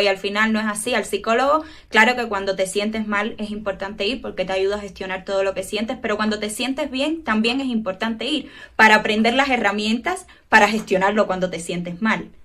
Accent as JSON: {"language": "Spanish", "country": "Cuba", "said": "soy psicóloga clínica, tengo 25 años, soy cubana"}